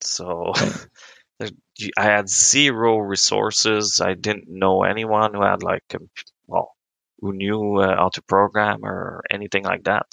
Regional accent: Quebec, Canada; first language French; English is a second language; Grew up on a farm in Quebec

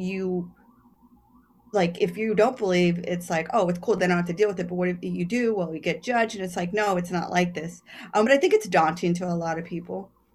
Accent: Texas, United States; now in New York City, United States; growing up in Texas

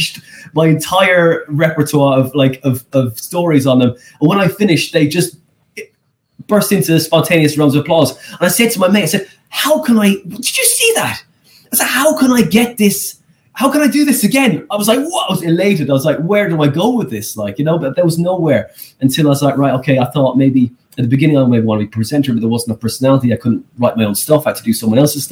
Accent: Skibbereen, Munster, Ireland; moved away; I'm from that small place.

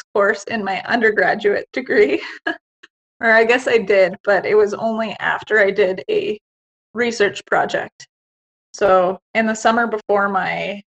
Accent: Canada; I'm Canadian

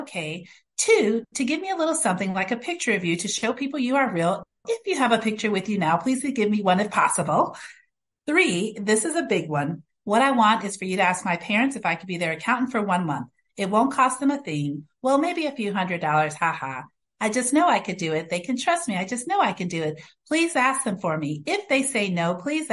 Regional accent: Racine, Wisconsin, United States; also born or lived in Chicago, Illinois; raised in Racine, Wisconsin

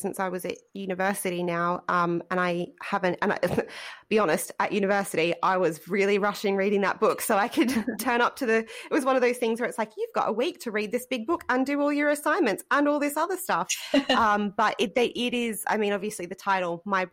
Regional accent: Australia; we as Australian students

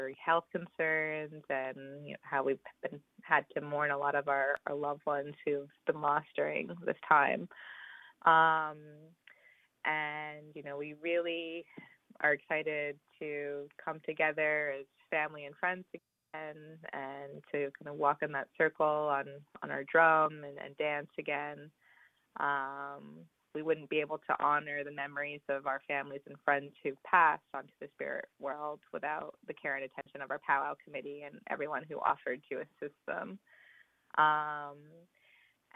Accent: Shinnecock Reservation, New York, United States; I live on the Shinnecock Reservation

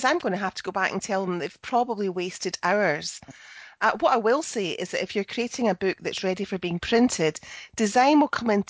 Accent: Scotland, United Kingdom; I'm the Scottish one

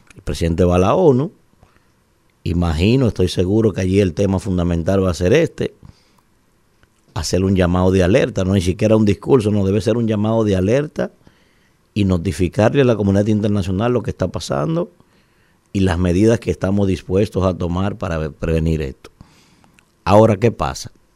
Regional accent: Dominican Republic; nosotros como dominicanos

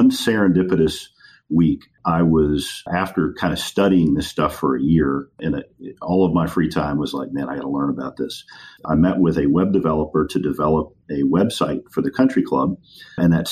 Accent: Lafayette, Louisiana, United States; also born or lived in Washington, D.C. / New Orleans; I kind of grew up in Louisiana. I can certainly consider Louisiana my home

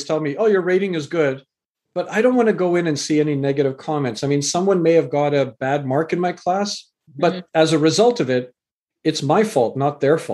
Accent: Canada; also born or lived in England; I was born in England, raised in Canada

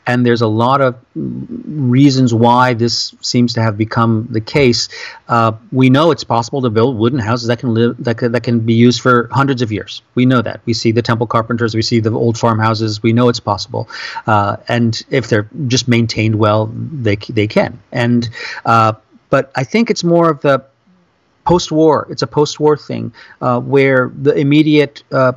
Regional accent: New Orleans, Louisiana, United States; moved away as an adult; now in Japan; I'm from New Orleans where, you know, I grew up in a house that was like 100 years old.

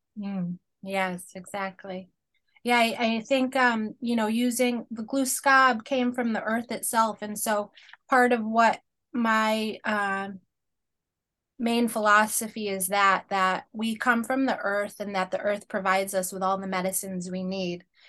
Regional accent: Penobscot Nation, Northeast, United States; I am Penobscot of the Penobscot Nation, which is, uh, First Peoples here of the Northeast

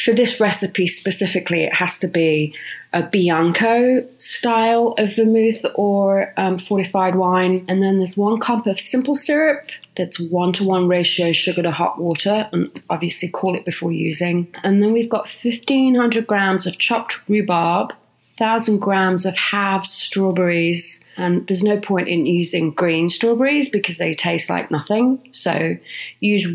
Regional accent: United Kingdom; now in Los Angeles, United States; as a Brit

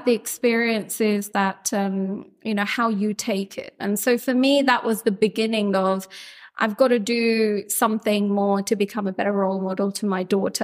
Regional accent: London, United Kingdom; I was born in Camden and I grew up here

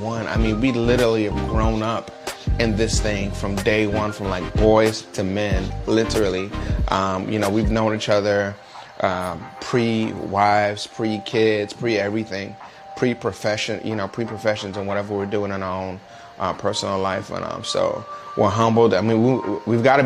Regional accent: New York City, New York, United States; now in Jacksonville, United States; I'm originally from Brooklyn, New York. Now I live in Jacksonville

